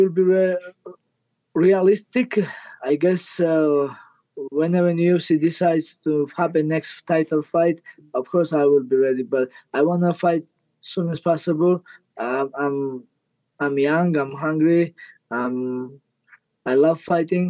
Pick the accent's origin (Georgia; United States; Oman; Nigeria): Georgia; English is a second language; I'm from Georgia